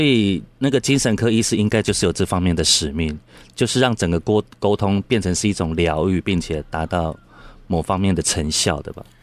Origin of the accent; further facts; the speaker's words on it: Taiwan; 我们台湾人